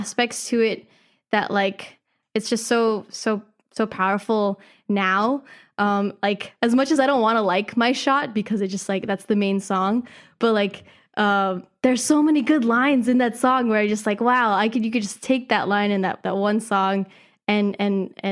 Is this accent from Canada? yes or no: no; Philippines; as a Filipina